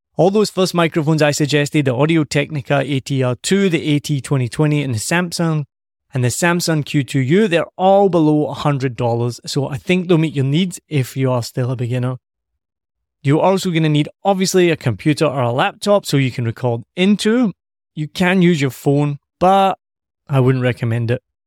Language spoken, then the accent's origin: English; Scotland, United Kingdom; me being Scottish